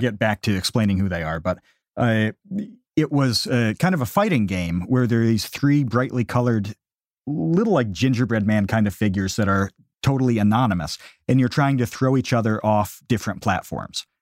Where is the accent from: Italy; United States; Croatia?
United States; New York; we're both from New York